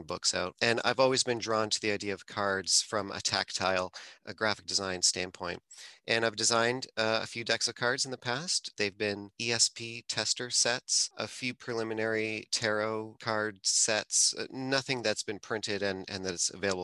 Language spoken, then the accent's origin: English; Toronto, Ontario, Canada; I'm from the Toronto area